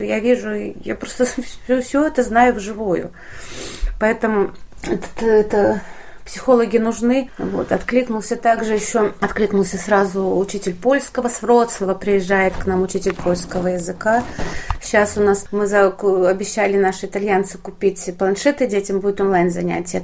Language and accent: Russian; Belarus; moved away as an adult; now in Warsaw, Poland; я бабуля из Вёски, как я говорю, я бабушка из деревни, у меня внуки есть сейчас в Беларуси